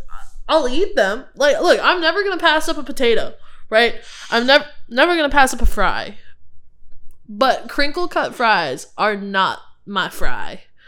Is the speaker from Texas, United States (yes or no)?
yes; Houston, Texas, United States; moved away; I'm from Houston